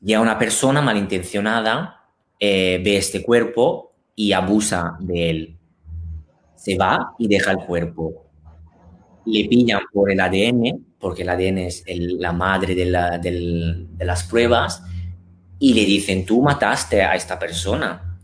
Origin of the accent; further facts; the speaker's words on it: Italy; Spanish is a second language; moved away as an adult; also born or lived in Milan; now in Spain; sobre todo en Italia, o sea, encima en mi país natal